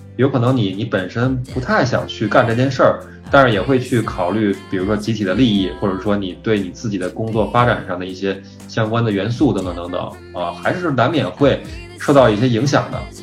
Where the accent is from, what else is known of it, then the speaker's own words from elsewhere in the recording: Beijing, China; 因为咱们都是北京人嘛